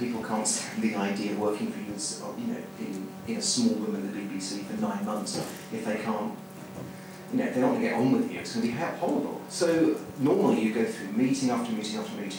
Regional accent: Surrey, South East England, United Kingdom; also born or lived in London; I'm from Surrey

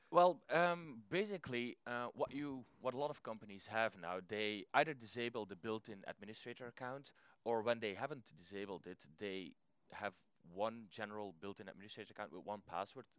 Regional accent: Belgium; I'm from Belgium

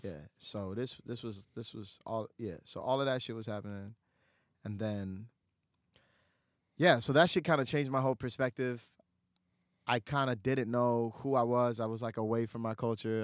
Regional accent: New York City, New York, United States; also born or lived in Dhaka, Bangladesh; I moved to, you know, lower income apartments in Astoria. Six people, one bedroom

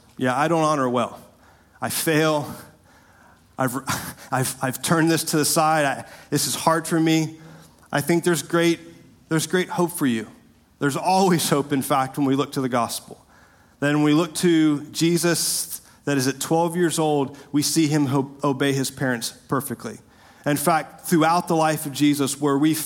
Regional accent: Winter Park, Florida, United States; growing up in Winter Park, my dad taught me

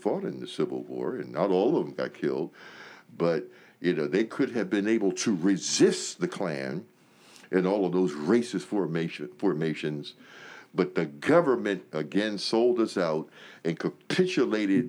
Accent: Pennsylvania, United States; now in Kentucky, United States; my home state of Pennsylvania

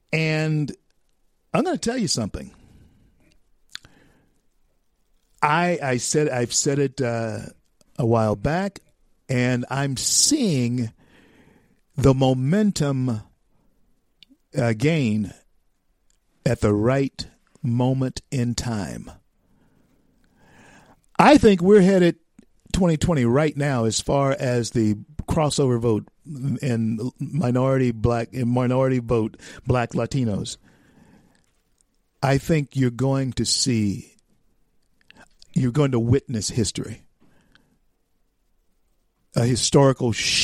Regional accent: Louisiana, United States; growing up in Louisiana

